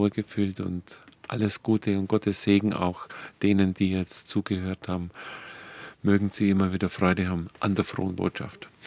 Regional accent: Dillingen, Bavaria, Germany; Und ich komme ja aus dem Ort, aus Dillingen, wo der Pfarrer Kneip seine ersten Versuche gemacht hat

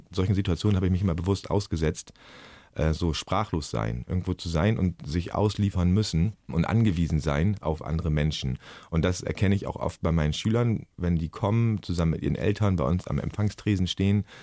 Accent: Germany; Ich bin Lehrer, ich bin aus Deutschland, habe ich da oft gesagt.

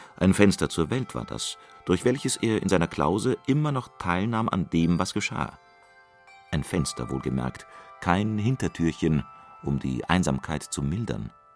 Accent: Trier, Rhineland-Palatinate, Germany; Aufgewachsen in Trier

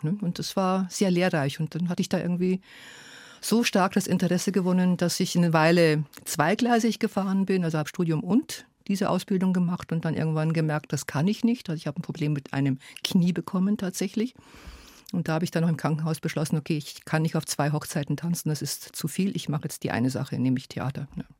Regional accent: Germany; first language Hungarian; German is a second language; also born or lived in Hungary; Also ich habe dann in der Schule und Kindergarten hat ganz schnell Deutsch übernommen, aber zunächst mal haben wir in der Familie Ungarisch gesprochen

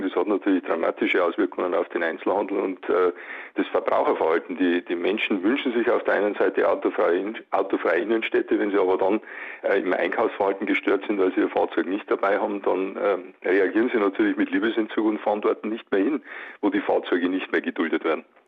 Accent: Bavaria, Germany; wir sind in Bayern

